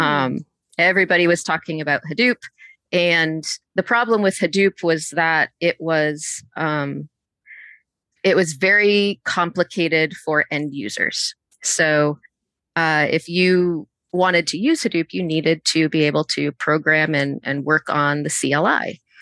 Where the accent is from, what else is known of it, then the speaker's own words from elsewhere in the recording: Connecticut, United States; also born or lived in Boston, Massachusetts; now in Atlanta, United States; I'm originally from Boston, um, and grew up in Connecticut.